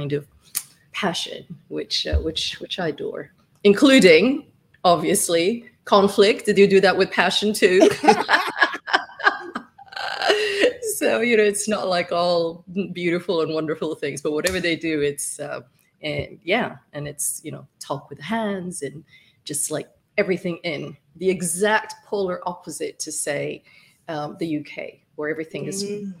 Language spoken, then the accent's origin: English; Somalia; moved away; also born or lived in Middle East / Italy; I'm from East Africa in Somalia